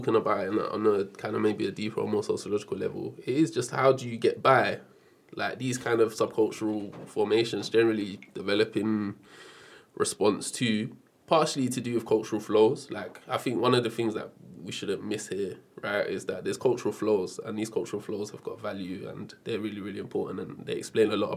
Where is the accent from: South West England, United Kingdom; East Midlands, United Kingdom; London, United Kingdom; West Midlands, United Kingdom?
London, United Kingdom; I grew up in Brixton in South London.